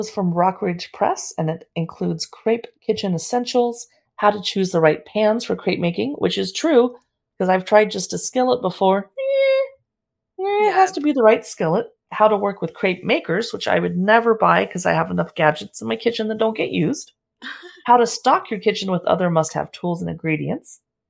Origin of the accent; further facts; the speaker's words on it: San Diego, California, United States; I've never heard of that. And I grew up next to Mexico in San Diego.